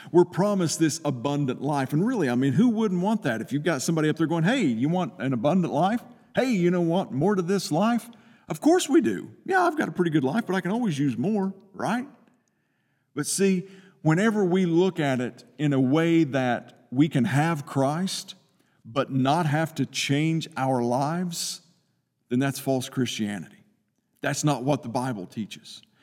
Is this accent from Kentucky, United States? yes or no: yes; Eastern Kentucky, United States; I'm from Eastern Kentucky.